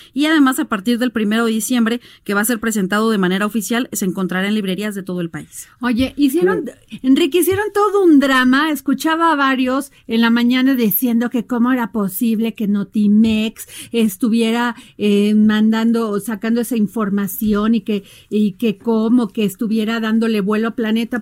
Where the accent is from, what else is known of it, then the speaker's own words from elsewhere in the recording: Veracruz, Mexico; en mi pueblo Veracruz